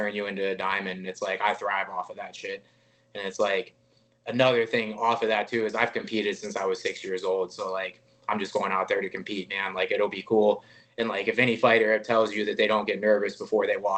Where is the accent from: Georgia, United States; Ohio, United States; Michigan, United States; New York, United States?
Ohio, United States; moved away as an adult; now in Las Vegas, United States; come back home and put on for, you know, everybody in Cleveland and everybody from my hometown and everybody from my home state.